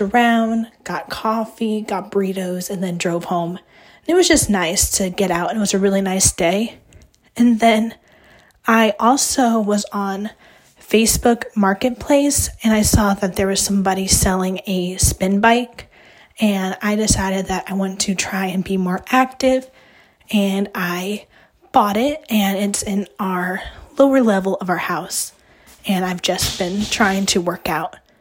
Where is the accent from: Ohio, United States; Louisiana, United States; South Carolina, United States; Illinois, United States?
Ohio, United States; now in West Virginia, United States; I grew up in Ohio and I have family that lives there